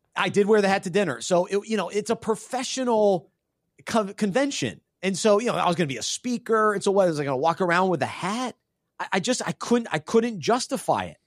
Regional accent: New Mexico, United States; I was born in New Mexico

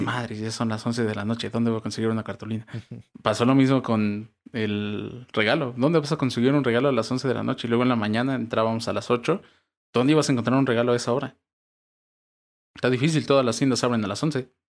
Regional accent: Mexico

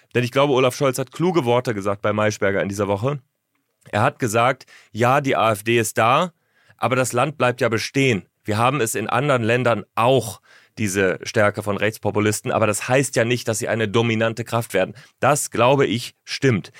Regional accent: Northern Germany, Germany; Ich komme ja aus Norddeutschland.

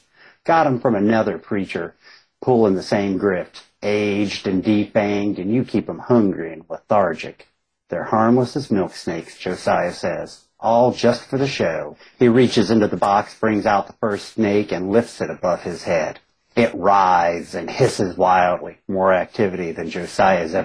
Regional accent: Southern West Virginia, Eastern Kentucky, United States; I come from, I grew up in Eastern Kentucky, Southern West Virginia, grew up a lot in fundamentalist religions

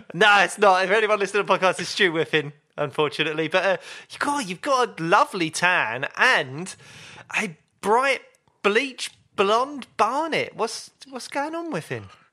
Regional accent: London, United Kingdom; I grew up in Peckham

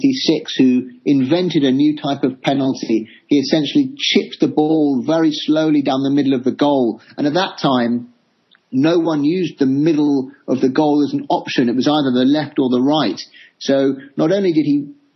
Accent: England, United Kingdom; as an Englishman

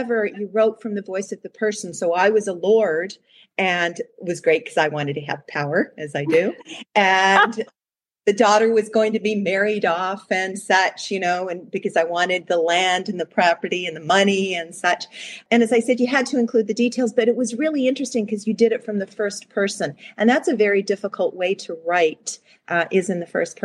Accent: United States; also born or lived in Canada; we lived in the States

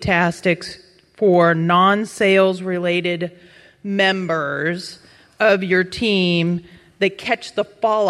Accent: Corvallis, Oregon, United States; from Corvallis, Oregon, and I lead a team of mostly admin with a couple of agents.

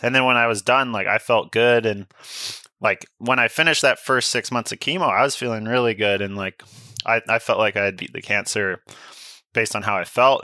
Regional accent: Sunshine Coast, British Columbia, Canada; I grew up on the Sunshine Coast

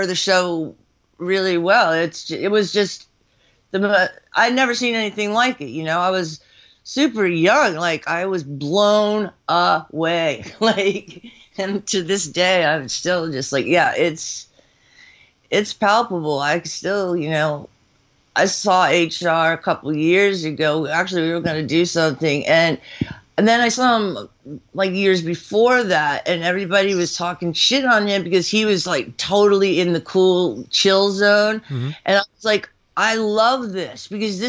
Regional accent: Washington, District of Columbia, United States; moved away; also born or lived in New York; Born and raised in Southeast D.C.

